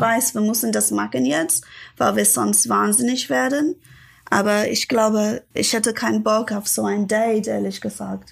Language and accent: German; Ilford, London, United Kingdom; German is a second language; moved away as an adult; now in Berlin, Germany; Ich komme nicht wirklich aus London. Ich komme aus Ilford